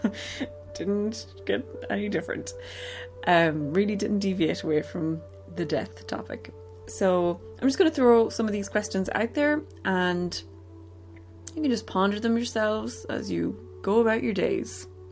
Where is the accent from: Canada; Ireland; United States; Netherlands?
Ireland; growing up in Ireland in the late 80s, early 90s